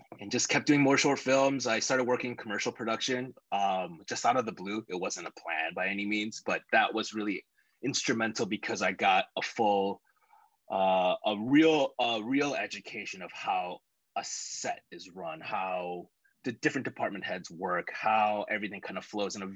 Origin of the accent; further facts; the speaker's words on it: Chicago, Illinois, United States; moved away; I'm just some guy from Chicago